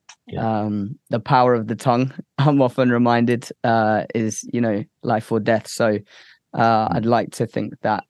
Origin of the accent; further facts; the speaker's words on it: Cambridge, East of England, United Kingdom; also born or lived in United States; I moved back in to Cambridge, my hometown, for a little bit